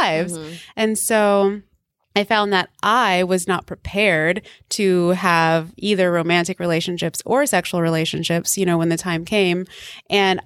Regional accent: the South, United States; also born or lived in Texas, United States / Louisiana, United States; I grew up in the South, in Texas and Louisiana, here in the U.S.

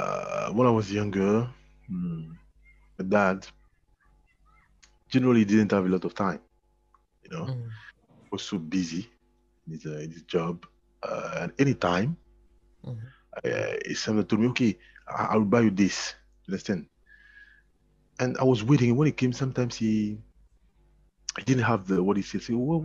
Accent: Côte d’Ivoire; now in France; Ivory Coast.

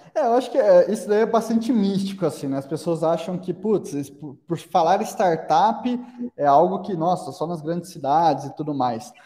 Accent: Araraquara, São Paulo, Brazil; a gente é de Araraquara, né? É, como, como você mencionou, interior de São Paulo

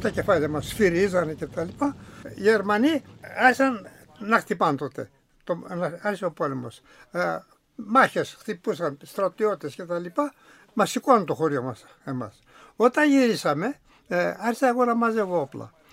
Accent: Promachonas, Central Macedonia, Greece; born or raised there

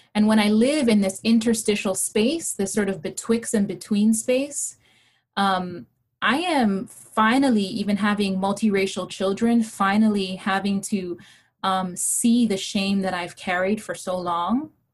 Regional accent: Hawaii, United States; English is a second language; I was raised in Hawaii in a brown and Asian Pacific Islander state that had deep anti blackness

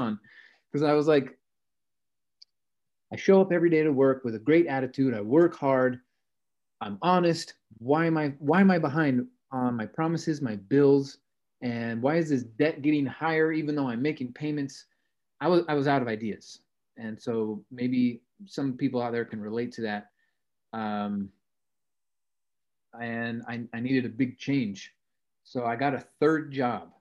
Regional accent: Salt Lake City, Utah, United States; I grew up in Salt Lake City

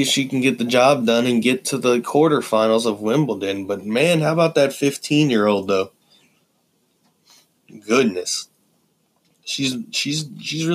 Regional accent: United States; as an American fan

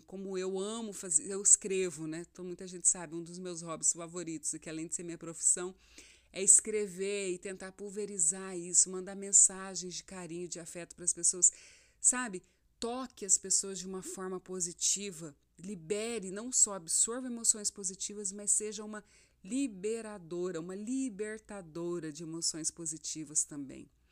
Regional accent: Rondonópolis, Mato Grosso, Brazil; moved away as an adult; also born or lived in Cuiabá; eu sou de Rondonópolis, eu estava em Cuiabá já há alguns anos e eu recebi uma direção de Deus para voltar

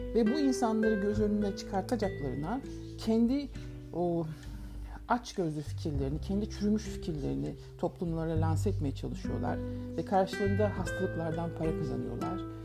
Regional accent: Ankara, Turkey; Ben Ankara'da bir kooperatif evinde büyüdüm.

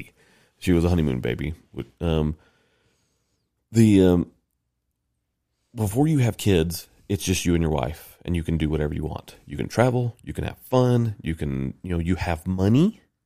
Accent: the South, United States; moved away; I'm from the South, and I'm, gr, grew up L D S

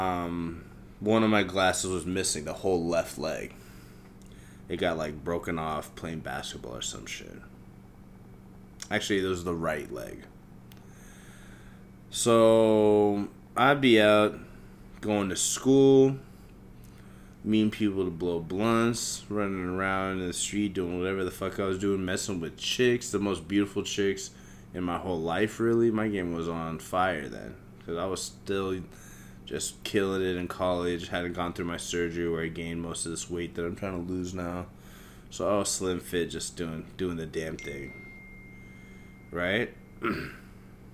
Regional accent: Manhattan, Kansas, United States; I grew up in Kansas. I was born in Kansas, grew up in Kansas. We were outsiders there. We were in a small city called Manhattan.

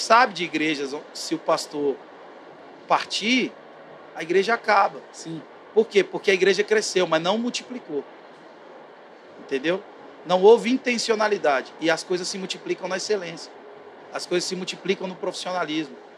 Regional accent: interior of Goiás, Brazil; eu sou lá do interior de Goiás

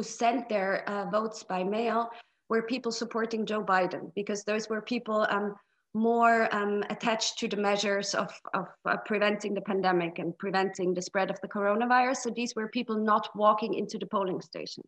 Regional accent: Austria; I'm from Austria.

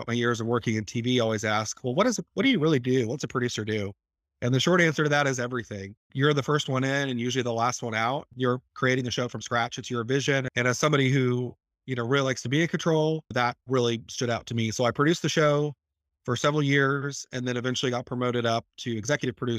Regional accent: Tulsa, Oklahoma, United States; in my hometown

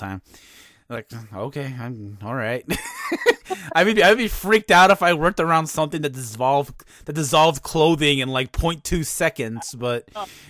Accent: East Chicago, Indiana, United States; I'm from East Chicago, Indiana

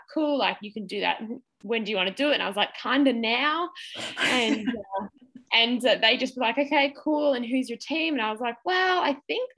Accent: Australia; as an Australian athlete

